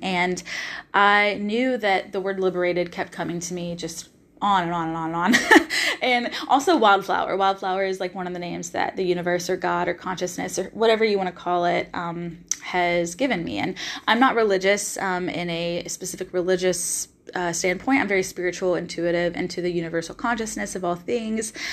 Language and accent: English; Nashville, Tennessee, United States; moved away as an adult; also born or lived in Los Angeles, California; now in Australia; I am originally from Nashville, Tennessee